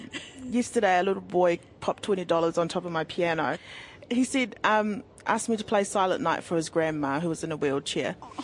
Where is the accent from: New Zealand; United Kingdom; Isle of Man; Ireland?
New Zealand; Hastings, Hawke's Bay; first language English; moved away as an adult; now in Wellington, New Zealand; Oh, I was born in Hastings. My family's from Ngāti Kahununu ki Hiratonga. My mum was brought up there in Bridge Park, and my dad's from Samoa, but he was brought up in Auckland.